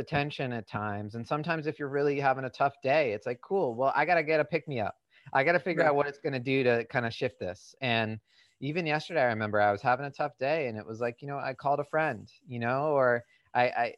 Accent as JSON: {"language": "English", "region": "New England", "country": "United States", "tie": "born or raised there", "said": "I grew up in New England"}